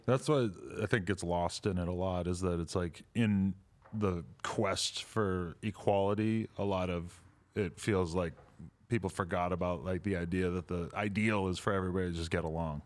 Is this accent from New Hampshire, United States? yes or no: yes; New Hampshire, United States; growing up in New Hampshire